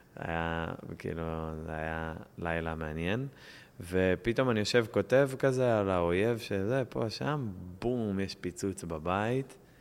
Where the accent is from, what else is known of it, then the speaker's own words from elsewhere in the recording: Israel; אני ישראלי